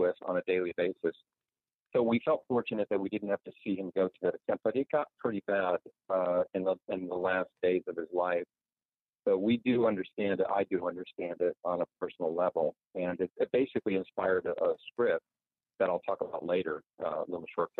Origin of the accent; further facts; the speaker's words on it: Roseville, California, United States; Olive Ranch Road is a road I grew up in Roseville, California in the 60s